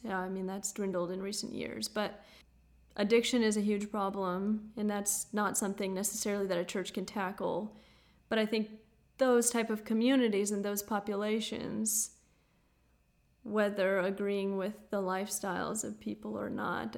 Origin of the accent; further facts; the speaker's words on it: United States; also born or lived in South Dakota; being an American